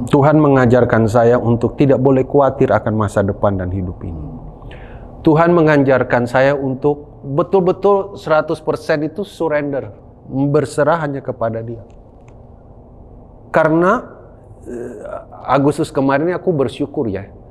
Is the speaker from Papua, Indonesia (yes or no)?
yes; Papua, Indonesia; also born or lived in Malang; Ya karena memang saya lahir besar di Papua dan ingin melayani di Papua. Selesai saya pendidikan di Malang